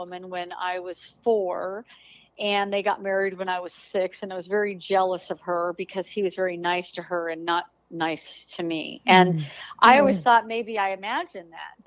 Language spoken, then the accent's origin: English; Denver, Colorado, United States; now in Texas, United States; I grew up in Denver, Colorado